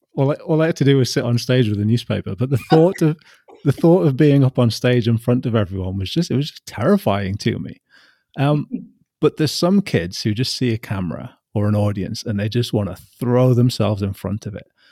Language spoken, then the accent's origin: English; Newcastle upon Tyne, North East England, United Kingdom; I'm from Newcastle